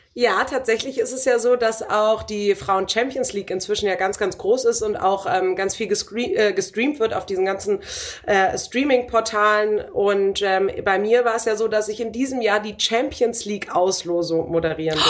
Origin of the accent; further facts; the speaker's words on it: Bremen, Germany; Ich bin ja Bremerin